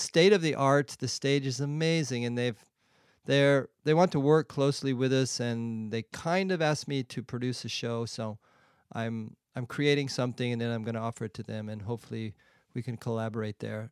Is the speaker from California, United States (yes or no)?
yes; San Diego, California, United States; moved away as an adult; also born or lived in Europe; now in Shanghai, China; I grew up in San Diego